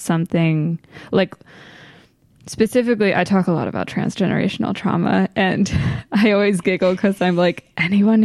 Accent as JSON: {"language": "English", "region": "Maryland", "country": "United States", "tie": "born or raised there", "said": "I grew up in Maryland primarily."}